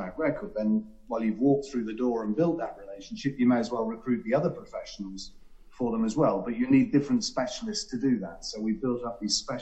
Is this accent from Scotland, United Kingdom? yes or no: no; Cornwall, South West England, United Kingdom; I grew up in Cornwall